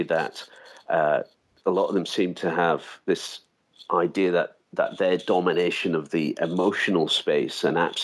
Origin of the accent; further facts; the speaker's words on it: United Kingdom; I'm from Britain